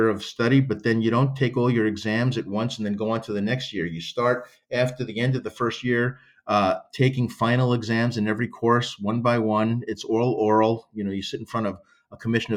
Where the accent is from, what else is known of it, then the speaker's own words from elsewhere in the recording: New York, United States; also born or lived in Italy; I'm from New York